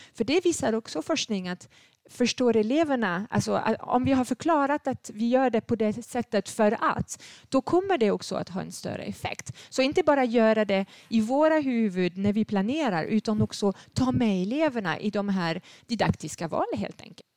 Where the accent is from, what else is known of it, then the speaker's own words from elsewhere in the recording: France; Swedish is a second language; moved away as an adult; now in Sweden; Jag är född i Frankrike